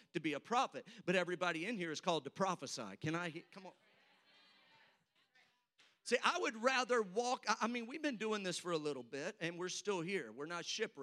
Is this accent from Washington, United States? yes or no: no; St. Louis, Missouri, United States; now in Oklahoma, United States; I'm from St. Louis, so I can make fun of my own state now, Oklahoma